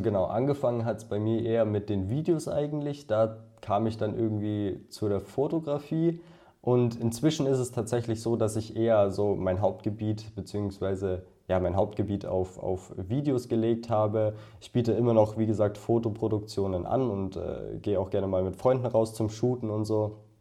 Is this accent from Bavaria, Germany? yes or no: yes; Bad Tölz, Bavaria, Germany; ich komme aus der Nähe von München. Das ist ungefähr also aus Bad Hölz.